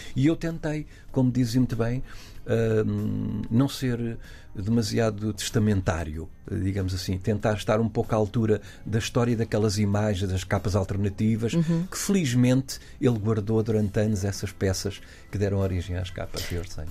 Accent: Portugal; somos portugueses

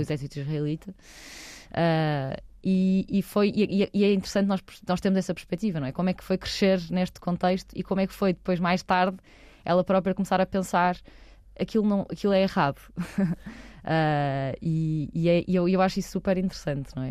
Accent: Porto, Norte, Portugal; nasci no Porto, uma família de classe alta, sempre estudei em boas escolas

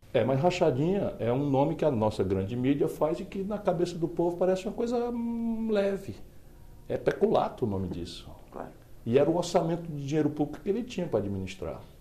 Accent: Northeast Region, Brazil; a região de onde eu venho

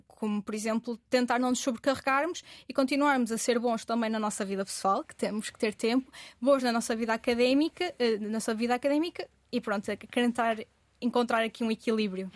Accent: Vila do Conde, Norte, Portugal; eu, que sou de Vila de Conde

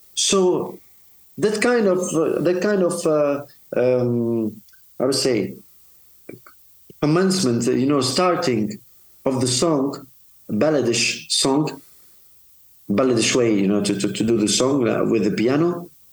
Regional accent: Tunisia; here in my hometown, Susan, Tunis

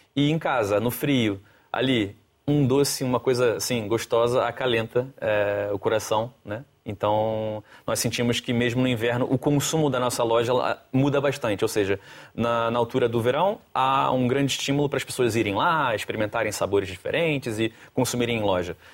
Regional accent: Rio de Janeiro, Brazil; moved away as an adult; now in Lisbon, Portugal; Na verdade, eu sou do Rio de Janeiro

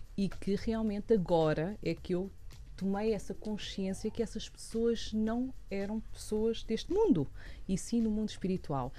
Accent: Portugal; eu sou portuguesa

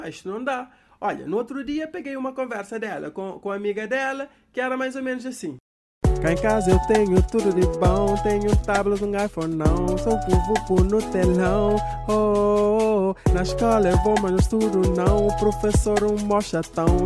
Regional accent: Cape Verde; Daqui que eu vos falo sou eu, aqui de Cabo Verde.

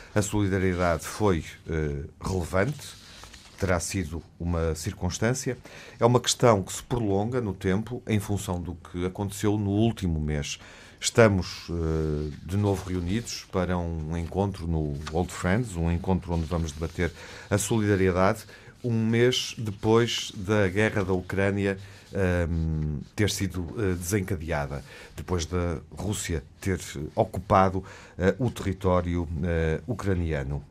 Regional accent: Portugal; enquanto portugueses uh, e europeus

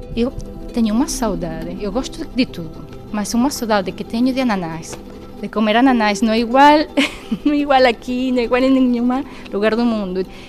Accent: Venezuela; also born or lived in Spain; now in Ribeira Brava, Madeira, Portugal; Sou venezuelana

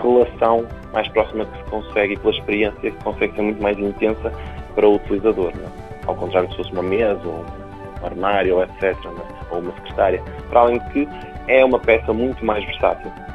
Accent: Paços de Ferreira, Norte, Portugal; eu sou de Passos Ferreira e, portanto, tenho família que trabalha na área.

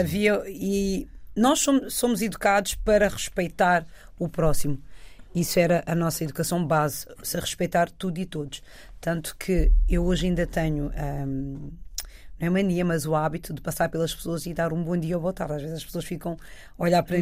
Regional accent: Oeiras, Lisbon, Portugal; also born or lived in France; Eu sou muito grata por ter nascido onde eu nasci, ter crescido, porque os valores que eu carrego até hoje vêm do bairro.

